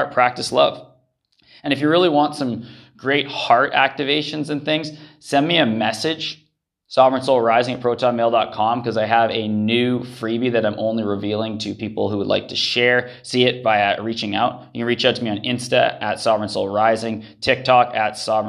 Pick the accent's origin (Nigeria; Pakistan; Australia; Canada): Canada; moved away as an adult; also born or lived in Central America; I grew up in Canada.